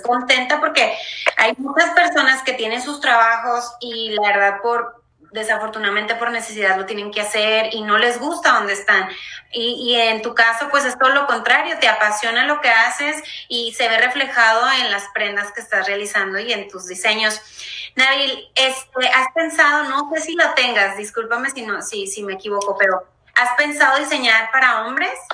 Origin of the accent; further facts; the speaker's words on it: Mexico; nosotros como mexicanos